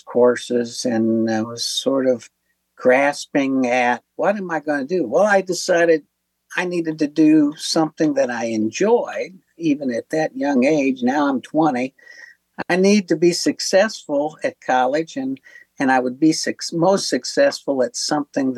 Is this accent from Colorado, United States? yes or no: no; Corydon, Indiana, United States; now in northern Indiana, United States; from a small town where I was born in Corydon, Indiana, which was the historical first state capital. So what I didn't realize at the time growing up in this town